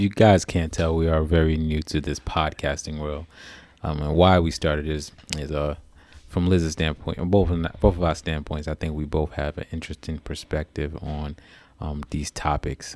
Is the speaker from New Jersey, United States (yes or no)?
yes; Newark, New Jersey, United States; also born or lived in New York City; now in Washington D.C. metro area, United States; I grew up in uh, Newark, New Jersey. Um, born and raised there.